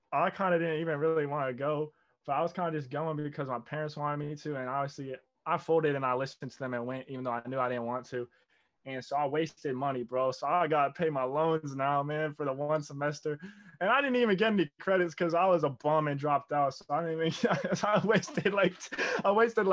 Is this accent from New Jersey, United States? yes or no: yes; New Jersey, United States; I'm 19, born and raised in Jersey, South Jersey. Shout out 856.